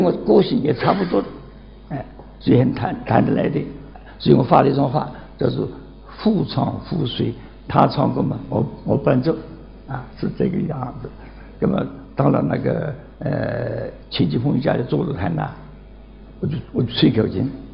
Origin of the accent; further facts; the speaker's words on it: Nancheng, Jiangxi, China; 今年九十二岁，江西南城人